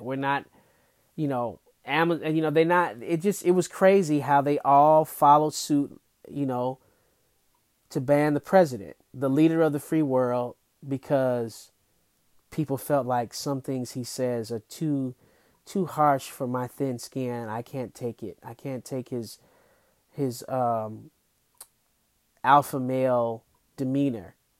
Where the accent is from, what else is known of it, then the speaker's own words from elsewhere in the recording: Detroit, Michigan, United States; Detroit, my hometown